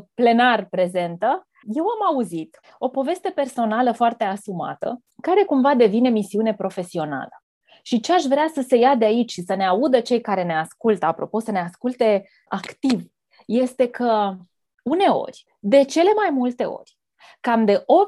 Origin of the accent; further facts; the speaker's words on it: between Galați and Tecuci, Galați County, Romania; Copilăria mea s-a petrecut undeva între Galați și Tecuci